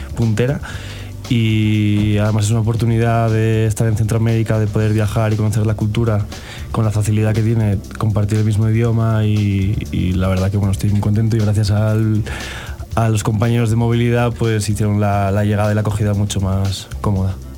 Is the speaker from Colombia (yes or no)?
no; Asturias, Spain; moved away as an adult; also born or lived in Italy; now in Mexico City, Mexico; soy del norte de España, de Asturias